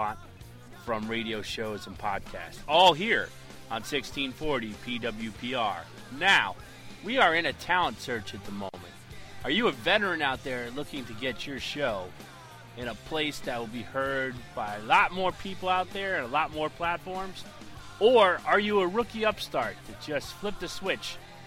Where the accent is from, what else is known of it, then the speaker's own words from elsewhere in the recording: New Jersey, United States; I'm from New Jersey